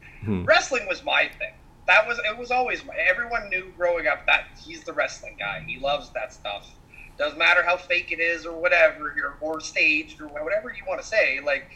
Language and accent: English; Winnipeg, Manitoba, Canada; I'm from Winnipeg